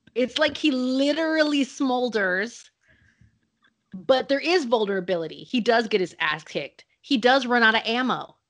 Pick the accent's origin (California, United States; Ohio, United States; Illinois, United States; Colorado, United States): California, United States; Salinas; I grew up in Salinas, California